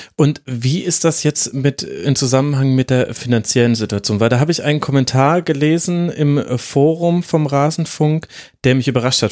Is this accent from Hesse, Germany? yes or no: no; Franconia, Bavaria, Germany; now in Munich, Germany; ich als gebürtiger Franke